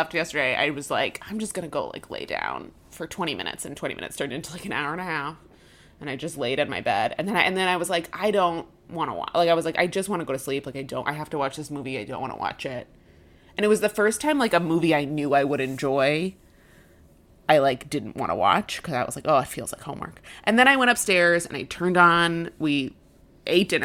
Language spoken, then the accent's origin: English; Chicago, Illinois, United States; as a Chicagoan